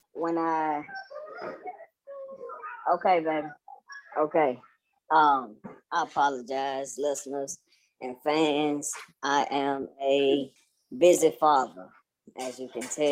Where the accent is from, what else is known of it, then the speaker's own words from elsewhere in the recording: Douglasville, Georgia, United States; I'm coming from Douglasville, Georgia